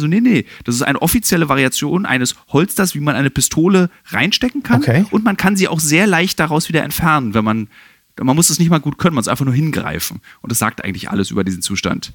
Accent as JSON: {"language": "German", "region": "Berlin", "country": "Germany", "said": "als Berliner"}